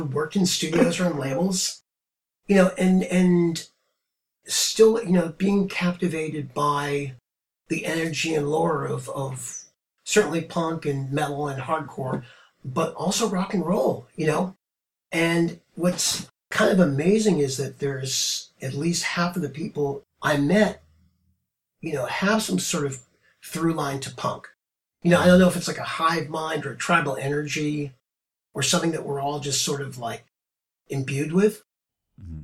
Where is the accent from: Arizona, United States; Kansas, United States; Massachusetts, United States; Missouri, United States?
Massachusetts, United States; Marblehead; moved away; also born or lived in New York City; my hometown, Marblehead, Massachusetts. It was a great place to grow up